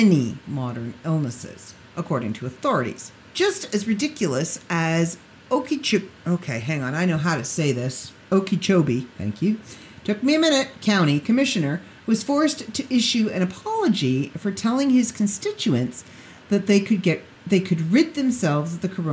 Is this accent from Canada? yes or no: yes; Canada; I'm from Canada